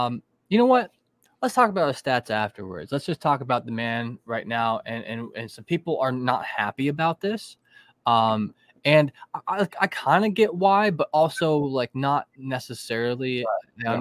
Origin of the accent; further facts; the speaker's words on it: United States; as an American citizen